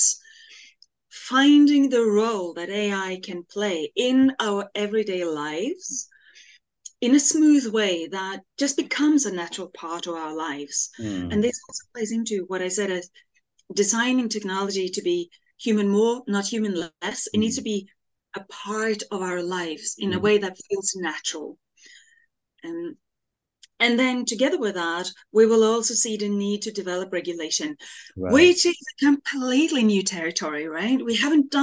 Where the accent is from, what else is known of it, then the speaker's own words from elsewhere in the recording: Norway; I grew up in the Norwegian countryside in a labor class family